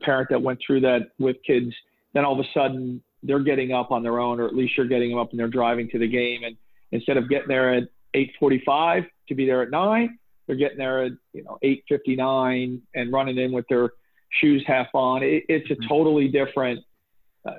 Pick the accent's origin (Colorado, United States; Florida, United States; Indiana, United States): Florida, United States; Boca Raton; I grew up in Boca, but most of my family is from New York